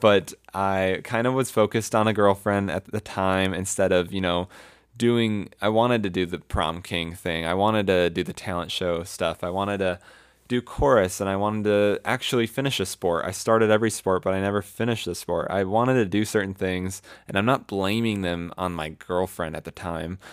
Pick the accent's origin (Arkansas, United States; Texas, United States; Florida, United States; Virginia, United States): Florida, United States; moved away; also born or lived in Colorado; I'm from Florida